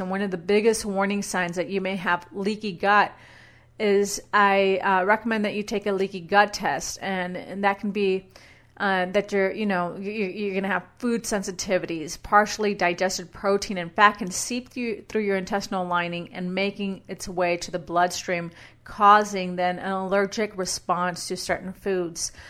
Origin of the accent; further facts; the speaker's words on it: Brownsville, Texas, United States; moved away as an adult; also born or lived in San Antonio; now in Boise, United States; my hometown of Brownsville